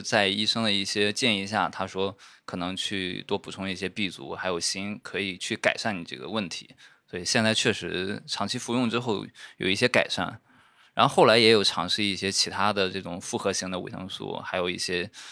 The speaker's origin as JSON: {"language": "Chinese", "region": "Shandong", "country": "China", "said": "像我们山东那边，他不光主食是米面，他就连喝的汤都是米面做的"}